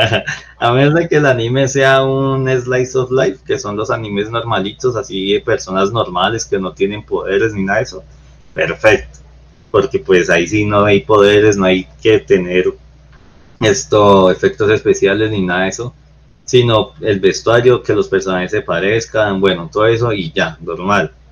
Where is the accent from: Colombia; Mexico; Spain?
Colombia; todos somos aquí colombianos